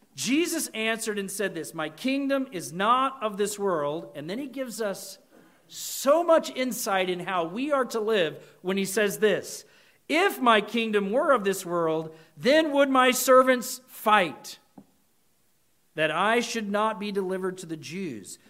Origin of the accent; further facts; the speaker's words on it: United States; We as American Christians